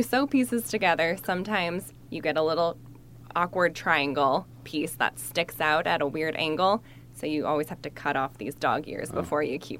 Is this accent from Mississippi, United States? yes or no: no; Wisconsin, United States; I'm from Wisconsin. I don't know that word.